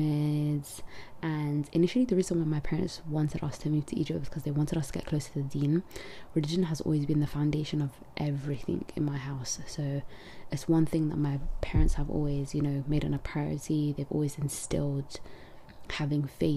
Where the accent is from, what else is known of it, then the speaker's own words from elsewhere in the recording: London, United Kingdom; also born or lived in Netherlands; I'm from London